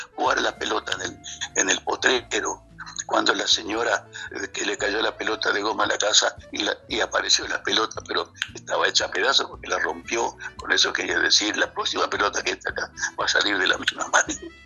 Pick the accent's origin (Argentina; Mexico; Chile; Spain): Argentina; moved away as an adult; now in Paris, France; Yo hace 35 años que vivo acá